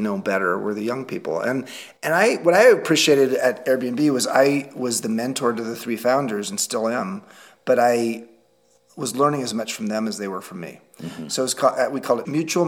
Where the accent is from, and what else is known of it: Long Beach, California, United States; born or raised there; moved away as an adult; now in Galisteo, United States